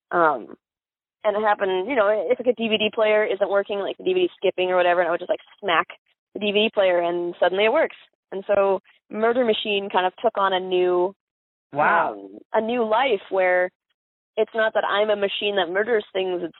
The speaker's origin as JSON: {"language": "English", "town": "Miami", "region": "Florida", "country": "United States", "tie": "born there", "said": "You know, i was born in South Dade County, Miami, which is Cuba."}